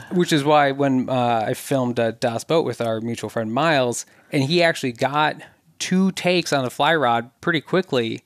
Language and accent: English; southern Minnesota, United States; I grew up mainly in southern Minnesota